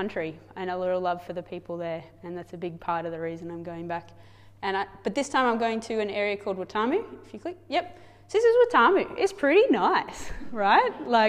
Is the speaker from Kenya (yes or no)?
yes; Kenya; I grew up in Kenya. This is what you guys sent us to do all those years ago. Dad set up a medical clinic in one of the slums.